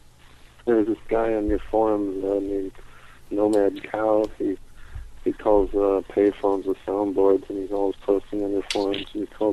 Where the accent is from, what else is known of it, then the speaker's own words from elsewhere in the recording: St. Louis, Missouri, United States; now in Columbia, United States; I grew up in the St. Louis area.